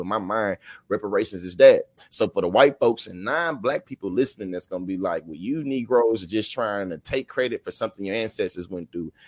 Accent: Texas, United States; I'm from Texas

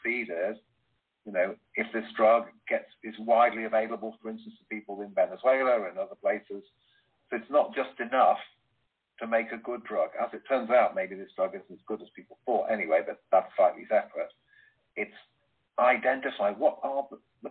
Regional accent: United Kingdom; Being British

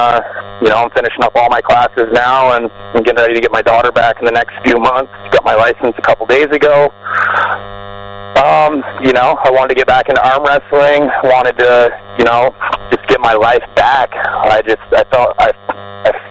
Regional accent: Vermont, United States; moved away as an adult; now in Florida, United States; I'm from Vermont, and I grew up there

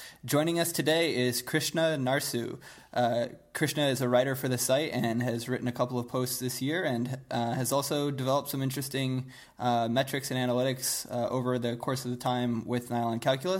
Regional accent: New England, United States; also born or lived in Alabama; So I grew up in New England for the vast majority of my childhood, up through high school. But there was a 2-year stretch when I was, a kid that I moved to the South, to Alabama.

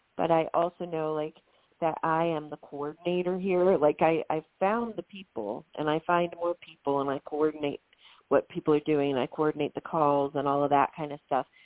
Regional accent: Ohio, United States; I'm this teacher from Ohio

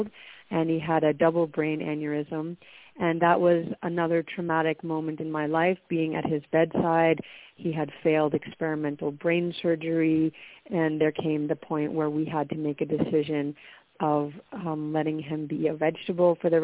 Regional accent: Worcester, Massachusetts, United States; moved away as an adult; also born or lived in New York; So I was born in Worcester, Massachusetts. So it's a mid-sized city in the center of Massachusetts, and grew up there

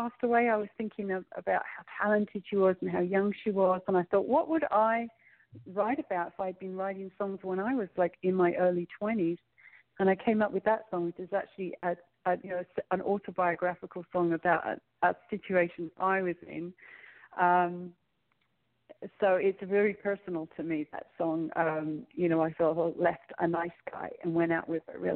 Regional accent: London, United Kingdom; moved away; We had three gigs in London, and I'm actually planning a trip to go back to plan another trip there, because we had such a good response, and it's my hometown

